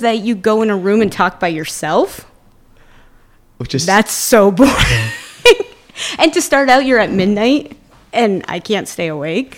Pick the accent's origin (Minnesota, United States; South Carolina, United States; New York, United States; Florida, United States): New York, United States; Plattsburgh; also born or lived in Rochester, New York / Vermont; I'm actually from this area. So I was born in Rochester, lived in Vermont for a little while, but my family's from here.